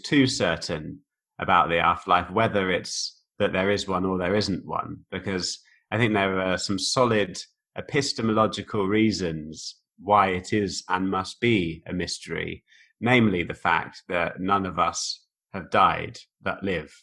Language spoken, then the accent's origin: English; Oxford, South East England, United Kingdom; moved away as an adult; also born or lived in Bicester, Oxfordshire / Liverpool / East Germany; now in Germany; was born on a farm near a village called Ardley, near a town called Bicester, uh, near Oxford, about 20 miles from Oxford. But I went to school in right in the centre of Oxford. So that was, I kind of say I'm from Oxford.